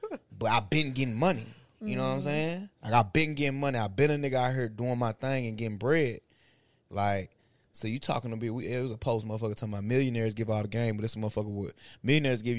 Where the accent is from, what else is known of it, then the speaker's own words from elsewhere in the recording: Bolivar, Tennessee, United States; we all Bolivar vets in this motherfucker. B-town veterans